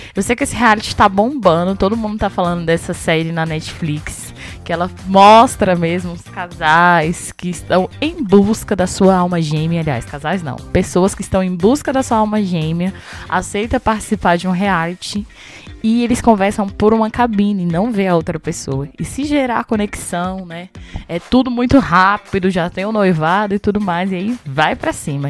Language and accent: Portuguese; Ceilândia, Federal District, Brazil; E eu nasci na Ceilândia, eu lembro que eu morei minha vida quase tudo na Ceilândia